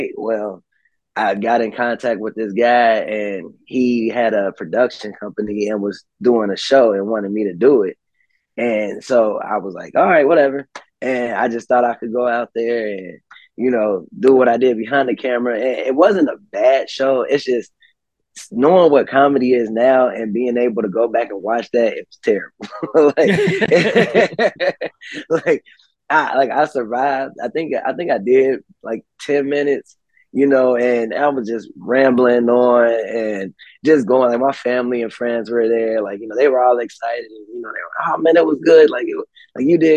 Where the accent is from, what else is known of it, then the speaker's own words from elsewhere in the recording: Cincinnati, Ohio, United States; I'm from Cincinnati